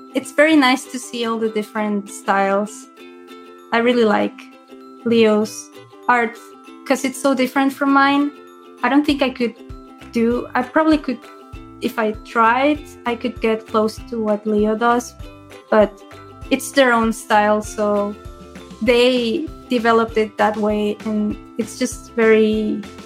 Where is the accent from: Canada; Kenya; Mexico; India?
Mexico; I am from Mexico